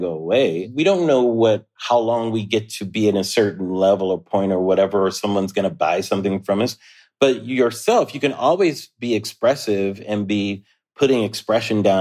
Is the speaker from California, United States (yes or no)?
yes; Southern California, United States; I grew up in Southern California